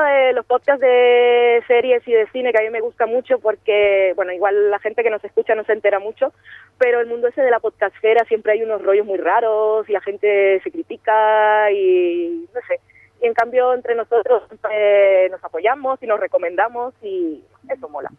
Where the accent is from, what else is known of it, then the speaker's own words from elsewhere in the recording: Colombia; yo soy de Colombia